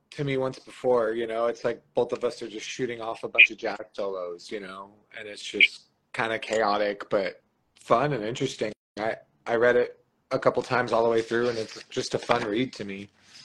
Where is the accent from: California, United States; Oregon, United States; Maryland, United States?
California, United States; Modesto; now in San Francisco, United States; I live in San Francisco right now, but I'm from Modesto, California.